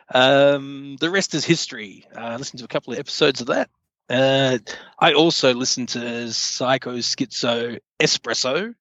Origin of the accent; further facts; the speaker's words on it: Australia; moved away; formerly from Australia